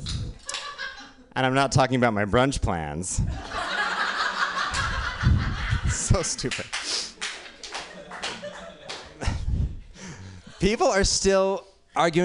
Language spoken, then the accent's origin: English; Utah, United States; now in New York, United States; I grew up in, I live in New York now, but I grew up in Utah